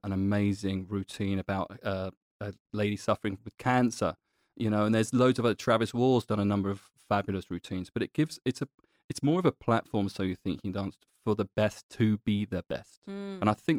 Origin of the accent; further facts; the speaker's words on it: London, United Kingdom; I'm born and bred in London, so anytime I can go back to London, I'm there in a heartbeat.